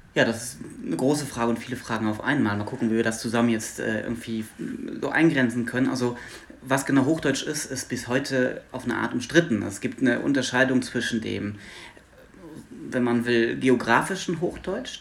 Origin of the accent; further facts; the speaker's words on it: Luxembourg; first language Luxembourgish; German is a second language; moved away as an adult; now in Hanover, Germany; Ich bin aus Luxemburg gebürtig